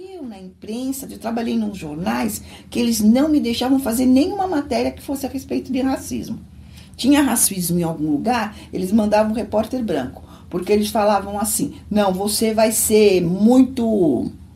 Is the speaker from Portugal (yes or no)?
no; São Paulo, Brazil; eu nasci em São Paulo, sou paulistana